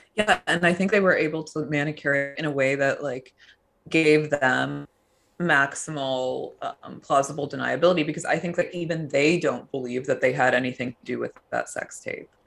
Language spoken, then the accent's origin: English; suburban New Jersey, United States; growing up in suburban New Jersey